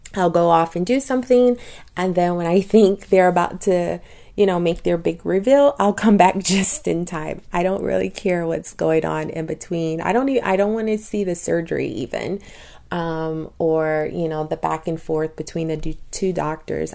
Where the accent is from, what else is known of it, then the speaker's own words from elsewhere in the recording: Louisiana, United States; I tell him Louisiana